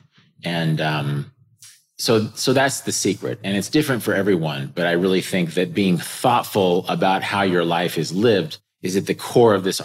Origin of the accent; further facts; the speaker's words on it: Kansas, United States; I got some land in Kansas, which is my home state. It's very near my family